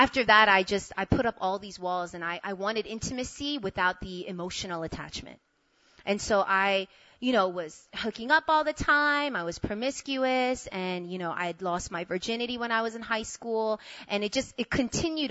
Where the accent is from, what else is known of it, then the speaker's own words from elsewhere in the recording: New York, United States; moved away as an adult; also born or lived in Korea; now in South Korea; I'm from New York, so my whole life I didn't want to go anywhere except stay in New York